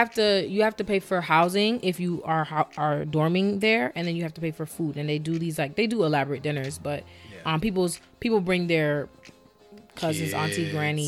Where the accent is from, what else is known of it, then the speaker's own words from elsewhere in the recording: North Carolina, United States; I was born in North Carolina